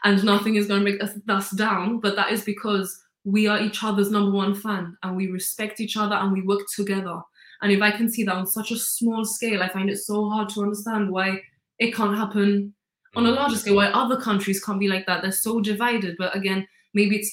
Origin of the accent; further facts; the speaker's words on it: Gibraltar; I don't have an accent. I don't have an accent at all. Because obviously everyone in Gibraltar more or less speaks like me